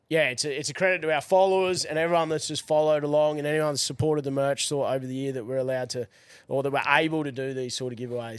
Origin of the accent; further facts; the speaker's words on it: Brisbane, Queensland, Australia; also born or lived in Gold Coast; I grew up in Brizzy